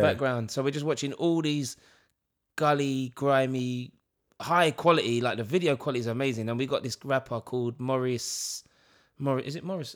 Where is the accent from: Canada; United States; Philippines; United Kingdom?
United Kingdom; London; Leighton Orient, E ten, my hometown.